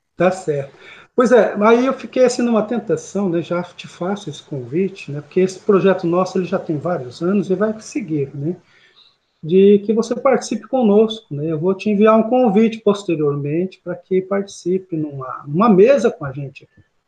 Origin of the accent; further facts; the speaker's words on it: Paraná, Brazil; moved away as an adult; now in Gurupi, Brazil; estou aqui em Gurupi há 14 anos, né, sou paranaense